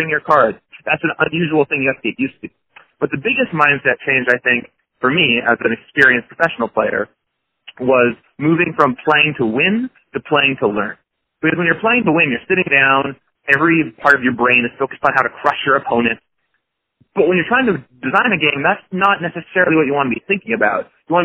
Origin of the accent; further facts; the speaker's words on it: Seattle, Washington, United States; I grew up in Seattle